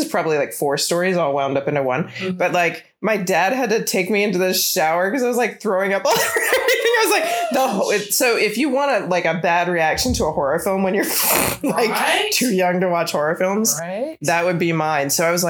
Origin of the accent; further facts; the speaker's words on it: Virginia, United States; I'm not from Alabama. I'm kind of from Virginia. My family's from Illinois. So I'm like an Air Force brat, but most of my childhood and like young adulthood is from Virginia. So technically that's the South, but we're right outside of DC.